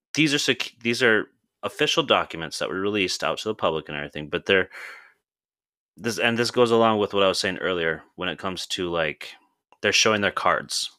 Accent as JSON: {"language": "English", "region": "South Dakota", "country": "United States", "tie": "born or raised there", "moved": "yes", "lives_now": "Indiana, United States", "said": "growing up Native American, I grew up in South Dakota, and I moved to Indiana probably in, I think I wanna say it was two thousand"}